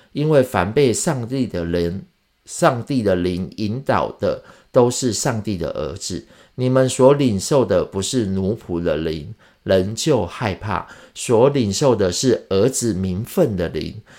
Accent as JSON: {"language": "Chinese", "country": "Taiwan", "tie": "born or raised there", "said": "我是闽南人长大的"}